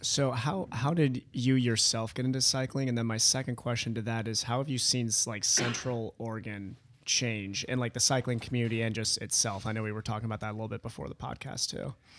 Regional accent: Midwest, United States; moved away; I'm from the Midwest originally

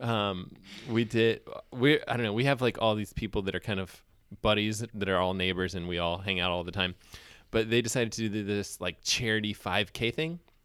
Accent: Huntsville, Alabama, United States; moved away; I grew up in Huntsville

